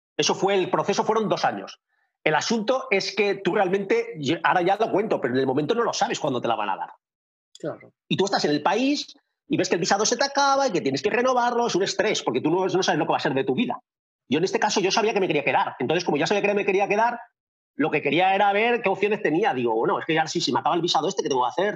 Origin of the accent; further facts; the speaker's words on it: Valencia, Valencian Community, Spain; moved away as an adult; now in Winnipeg, Canada; soy de Valencia, tengo 39 años y llevo viviendo aquí en Winnipeg, Canadá, desde abril de 2013